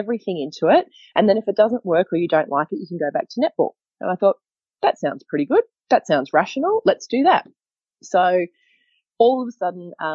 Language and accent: English; Queensland, Australia; I grew up in Queensland, surrounded by water.